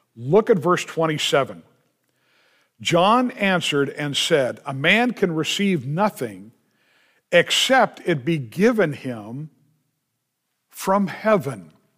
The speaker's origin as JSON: {"language": "English", "country": "United States", "said": "being an American"}